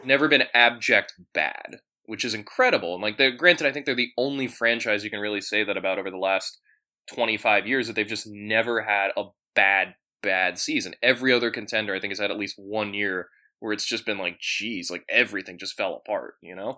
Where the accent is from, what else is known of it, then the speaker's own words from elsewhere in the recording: DC suburbs, Western Maryland, United States; also born or lived in Boston, Massachusetts / Falls Church, Virginia; I came of age, like, you know, Western Maryland, Maryland suburbs, D C suburbs